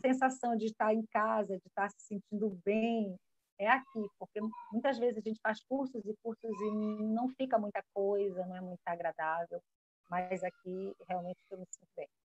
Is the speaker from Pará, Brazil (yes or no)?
yes; Almeirim, Pará, Brazil; now in Amapá, Brazil; eu sou paraense, de uma cidade maravilhosa chamada Almeirim. Atualmente resido no estado do Amapá